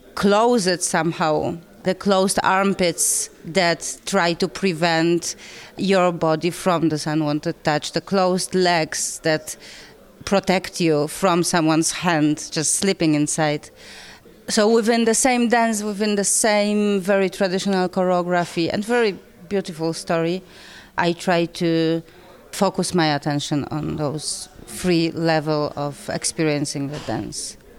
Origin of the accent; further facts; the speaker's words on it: Poland; I come from Poland